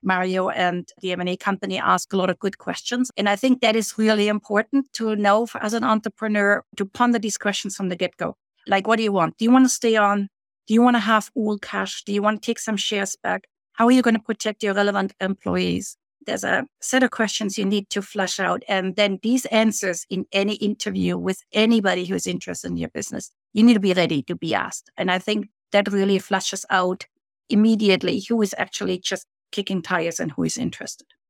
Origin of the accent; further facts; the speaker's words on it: Germany; moved away as an adult; now in Canada; I grew up in Germany, but I immigrated as a young woman to Canada.